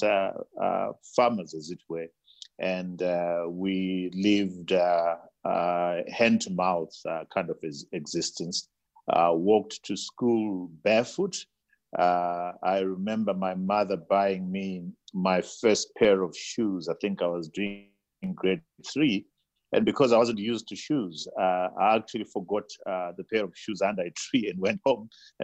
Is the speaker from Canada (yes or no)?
no; Bulawayo, Zimbabwe; I was born in Bulawayo, Pilo Hospital, in 1962, and my mother was a domestic worker, my father was a domestic worker, and it was a tough upbringing